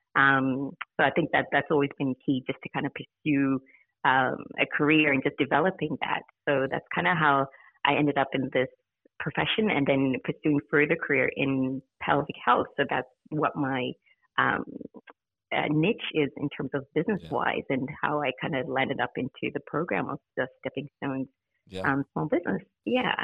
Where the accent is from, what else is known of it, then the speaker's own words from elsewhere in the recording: Zimbabwe; moved away as an adult; also born or lived in United States; now in Australia; I originally grew um, was born in Zimbabwe, yep. um, but I grew up in the States and was yes. there for a couple of years. And then our family moved back to Zimbabwe.